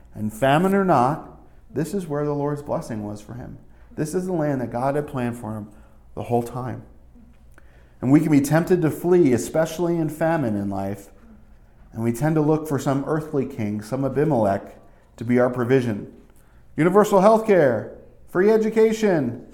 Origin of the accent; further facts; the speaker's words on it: New Jersey, United States; moved away; also born or lived in New York City / upstate New York; When we grew up in Jersey